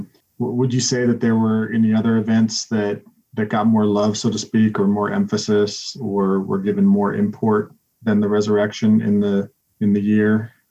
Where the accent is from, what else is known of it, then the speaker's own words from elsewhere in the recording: Utah, United States; now in Cincinnati, United States; I grew up in Utah, so there, you know, of course, July 24th is a huge deal.